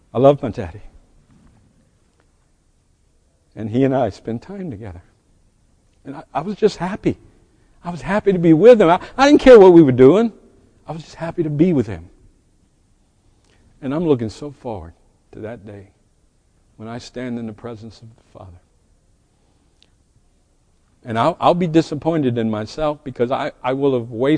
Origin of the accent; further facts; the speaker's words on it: United States; We as American